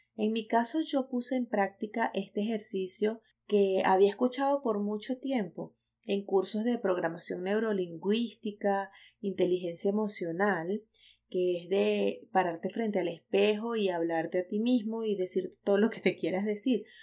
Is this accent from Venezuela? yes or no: yes; Venezuela; moved away as an adult; now in United States; soy venezolana